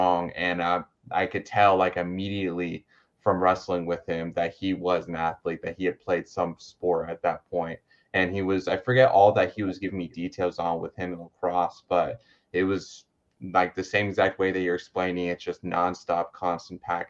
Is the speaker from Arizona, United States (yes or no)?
yes; Lake Havasu City, Arizona, United States; I'm from Lake Havasu City, which is in Arizona